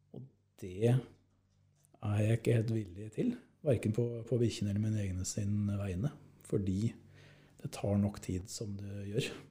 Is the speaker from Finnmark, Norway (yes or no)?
no; Eidsvoll, Akershus, Norway; moved away as an adult; now in Tana, Norway; Jeg er fra Eidsvoll